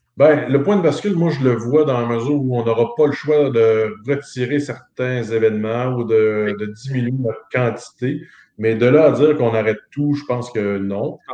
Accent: Montmagny, Quebec, Canada; chez nous, à Montmagny

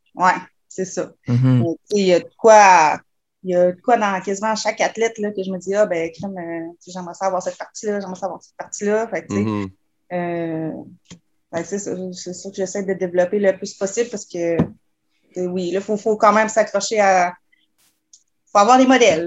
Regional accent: Quebec City, Quebec, Canada; je suis née à Québec. en fond, j'ai toujours vécu ici

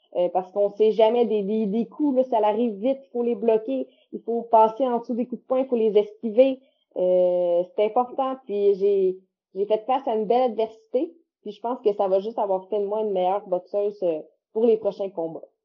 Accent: Quebec, Canada; chez nous, au Québec

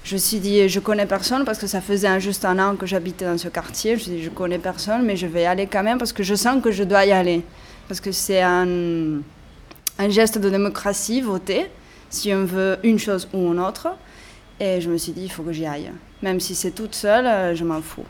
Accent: Barcelona, Catalonia, Spain; je suis de Barcelone, née à Barcelone, ma mère est française et maintenant je travaille dans la ville de Sal, à Girona.

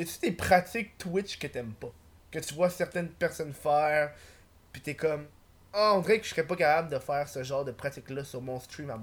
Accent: Montreal, Quebec, Canada; je suis de Montréal

